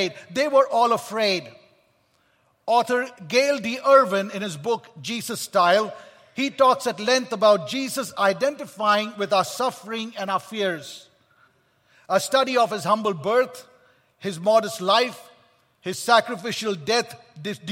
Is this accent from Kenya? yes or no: no; Kolkata, West Bengal, India; I was born in Kolkata, India